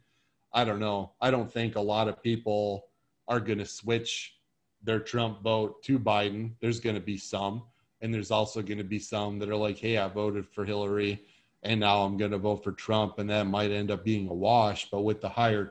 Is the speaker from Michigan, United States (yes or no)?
yes; Michigan, United States; I grew up in Michigan